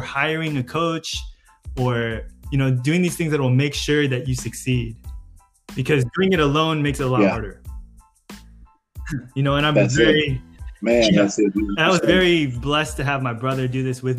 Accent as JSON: {"language": "English", "town": "San Diego", "region": "California", "country": "United States", "said": "I'm from San Diego"}